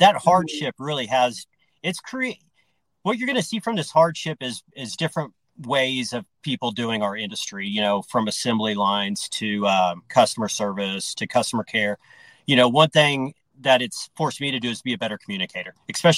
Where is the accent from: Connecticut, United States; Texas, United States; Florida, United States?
Texas, United States; Austin; now in Denver, United States; I'm from Austin, Texas, and my family's been in the dry cleaning industry